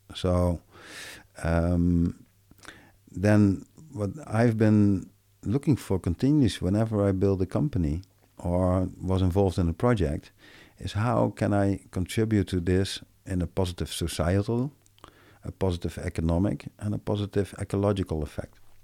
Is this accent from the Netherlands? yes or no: yes; Netherlands; I'm from Belanda